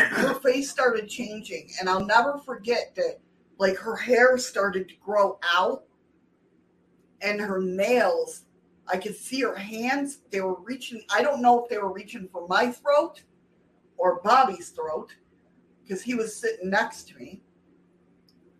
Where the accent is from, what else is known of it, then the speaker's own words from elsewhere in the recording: New York, United States; my home state